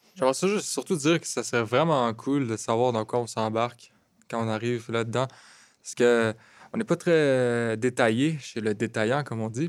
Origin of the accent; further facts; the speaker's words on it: Laval, Quebec, Canada; now in Montreal, Canada; je suis né à Laval, j'habite à Montréal